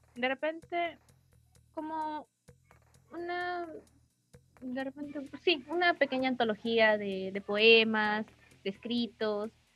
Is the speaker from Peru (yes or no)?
yes; Peru; soy de Perú, tengo 19 años